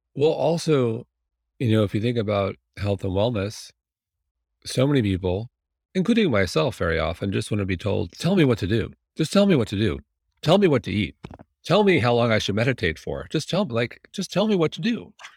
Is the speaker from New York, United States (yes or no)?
yes; Manhasset, New York, United States; moved away; I grew up in Manhasset